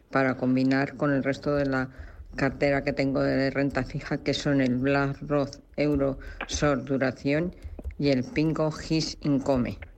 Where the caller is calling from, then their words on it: Valencia, Valencian Community, Spain; de Valencia.